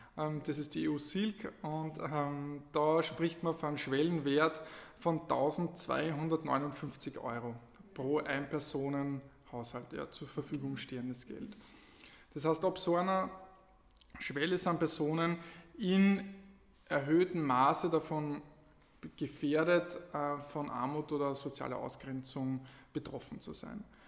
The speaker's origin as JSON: {"language": "German", "region": "Lower Austria", "country": "Austria", "also_born_or_lived": "Carinthia", "moved": "as an adult", "lives_now": "Klagenfurt, Austria", "said": "Also ich bin ein Niederösterreicher in Kärnten und ähm, bin vor ungefähr neun Jahren nach Kärnten gekommen für Studium"}